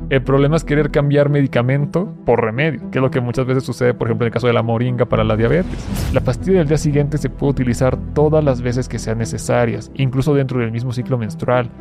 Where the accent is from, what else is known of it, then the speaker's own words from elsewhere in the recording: Durango, Mexico; moved away as an adult; now in Mexico City, Mexico; llevo literal casi cuatro meses aquí en Ciudad de México, te digo, soy de Durango